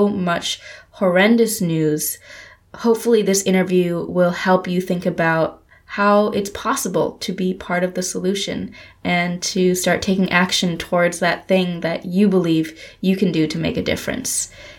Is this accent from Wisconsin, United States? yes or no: yes; Wisconsin, United States; I am actually from Wisconsin as well.